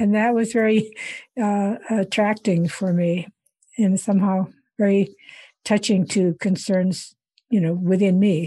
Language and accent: English; Iowa, United States; moved away as an adult; also born or lived in India; I grew up in Iowa